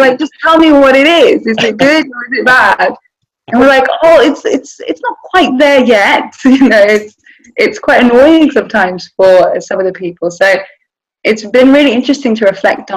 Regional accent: London, United Kingdom; moved away as an adult; also born or lived in Netherlands; now in Qatar; I grew up in London

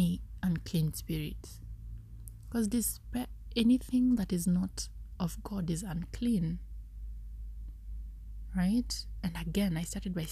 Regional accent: Kenya; I am Kenyan

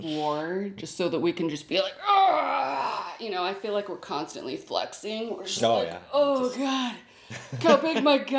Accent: United States; we are American.

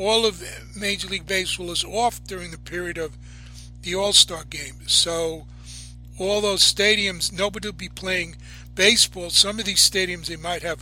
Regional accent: New York, United States; I'm a New Yorker. I grew up with it

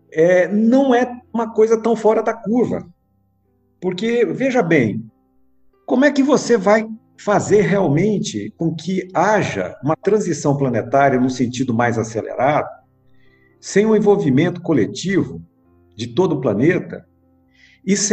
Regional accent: Brasília, Federal District, Brazil; É, eu nasci em Brasília, né? Eu sou de Brasília, nasci aqui.

